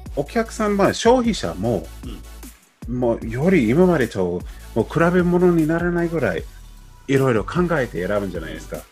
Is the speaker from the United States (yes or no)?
yes; United States; Japanese is a second language; now in Japan; 僕ももちろんそのアメリカ出身であの僕はまあなんとなく日本語をね、毎日できて